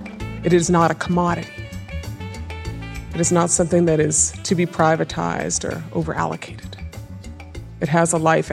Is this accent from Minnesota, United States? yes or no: yes; Minnesota, United States; I come from a reservation in northwestern Minnesota. Anishinaabe people, we are from the Great Lakes region, the northern part of five American states and the southern part of four Canadian provinces.